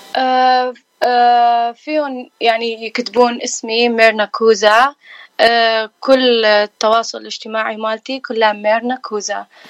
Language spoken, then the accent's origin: Arabic; Iraq; now in California, United States; أنا من العراق آه، كلدانية صار لي آه، هنا بأمريكا 15 سنة